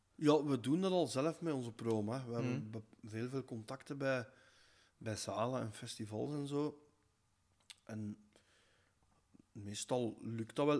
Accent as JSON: {"language": "Dutch", "country": "Belgium", "said": "we zijn al als Belg"}